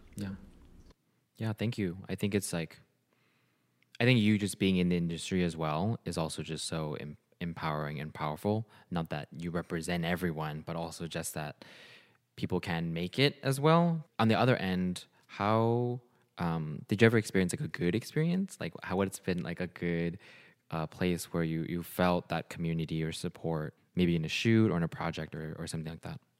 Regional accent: Bay Area, California, United States; I also grew up in the Bay Area

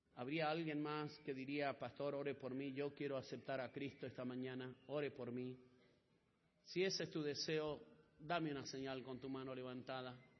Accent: Argentina; yo soy hijo de chileno también, ah, pero no nacido en Chile, ah, nací en Argentina

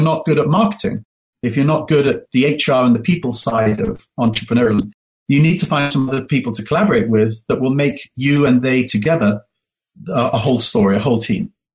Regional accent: England, United Kingdom; moved away as an adult; now in United States; Alice and I are uh, first generation Americans and first generation wealth. So, you know, we grew up in England.

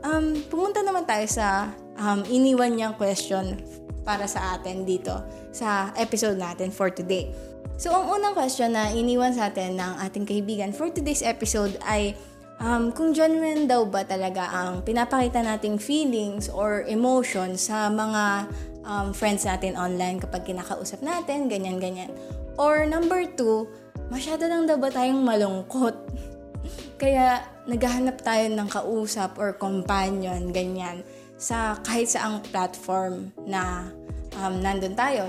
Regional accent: Calabarzon, Philippines; Lahat kami taga Cavite.

